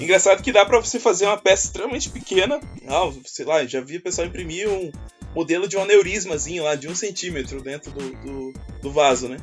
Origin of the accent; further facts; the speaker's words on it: Curitiba, Paraná, Brazil; sou curitibano